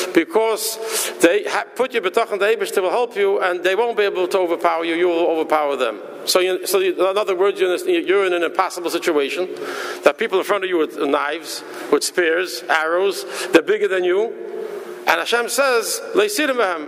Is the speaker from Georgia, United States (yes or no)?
no; New York City, New York, United States; moved away; also born or lived in Minnesota; I was born in Borough Park